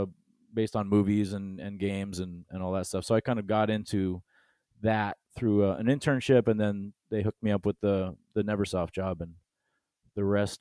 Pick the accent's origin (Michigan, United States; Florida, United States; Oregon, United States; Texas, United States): Oregon, United States; Forest Grove; moved away as an adult; also born or lived in Rhode Island / Los Angeles; And I'm from Oregon originally. After school, I moved back in 2005